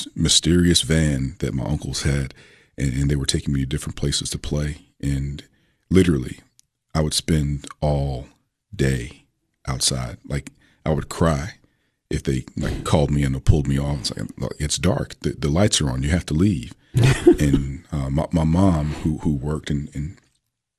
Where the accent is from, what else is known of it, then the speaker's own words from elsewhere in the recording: Richmond, Virginia, United States; moved away as an adult; now in Tennessee, United States; growing up in Richmond